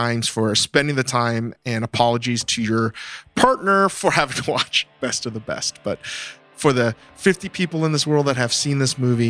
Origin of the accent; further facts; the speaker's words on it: Northern Virginia, United States; growing up in America, in Northern Virginia